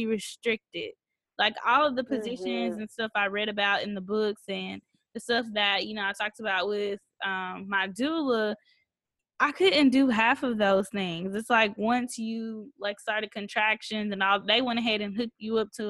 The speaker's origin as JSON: {"language": "English", "region": "Mississippi", "country": "United States", "tie": "born or raised there", "said": "I grew up in Mississippi"}